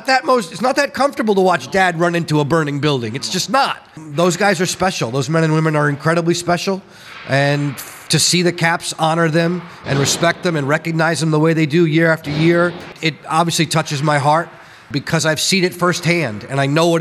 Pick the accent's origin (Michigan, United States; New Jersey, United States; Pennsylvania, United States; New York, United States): New York, United States; Long Island, Suffolk County; moved away; I grew up on Long Island in Suffolk County